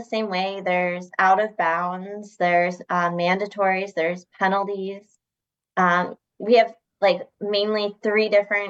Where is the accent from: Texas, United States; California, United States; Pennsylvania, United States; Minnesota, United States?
Pennsylvania, United States; Reading; I'm from Reading, Pennsylvania.